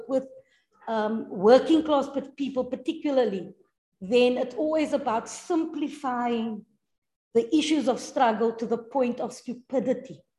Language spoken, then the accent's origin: English; Cape Town, Western Cape, South Africa; I come from Retreat